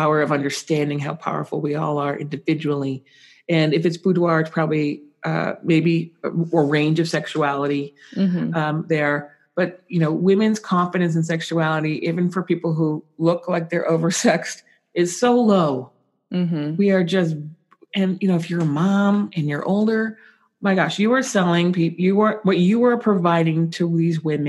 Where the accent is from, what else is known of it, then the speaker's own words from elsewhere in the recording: San Francisco, California, United States; I'm from San Francisco